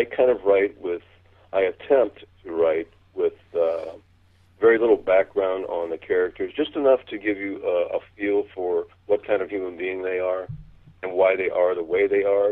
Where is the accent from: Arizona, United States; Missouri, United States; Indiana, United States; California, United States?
Missouri, United States; I grew up in Missouri